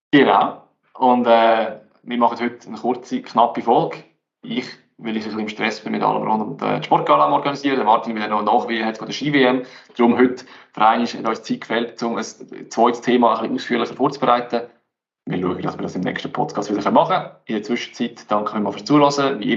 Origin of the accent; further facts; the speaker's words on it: Aargau, Switzerland; sehe mir vielleicht jetzt als Aargauer Sicht ein bisschen anders